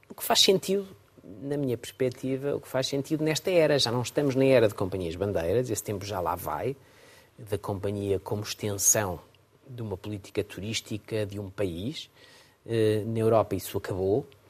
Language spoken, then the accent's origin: Portuguese; Portugal; como português